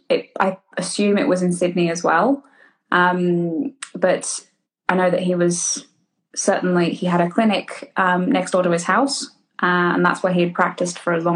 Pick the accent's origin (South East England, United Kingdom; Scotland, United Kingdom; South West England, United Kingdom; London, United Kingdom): South East England, United Kingdom; Henley-on-Thames; Well, originally my family is from Australia, but I've grown up in Henley, so just a little bit closer towards Oxford.